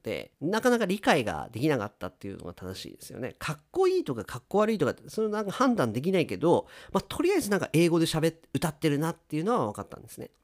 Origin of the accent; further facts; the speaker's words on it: Japan; 私たち日本人